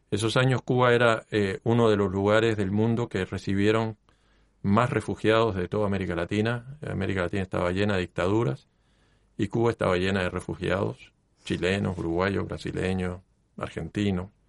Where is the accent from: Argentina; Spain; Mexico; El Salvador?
Mexico; also born or lived in United States; Bueno, yo nací en Estados Unidos, eh, mi madre, cuando yo era muy pequeño, cuando tenía 10 meses, eh, se fue a México, nos fuimos juntos, por supuesto, y vivimos en México ocho años.